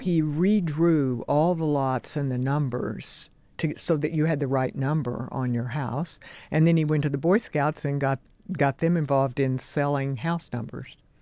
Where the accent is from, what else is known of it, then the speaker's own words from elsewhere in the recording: Oklahoma, United States; moved away; also born or lived in New Jersey; I grew up in the Oklahoma oil fields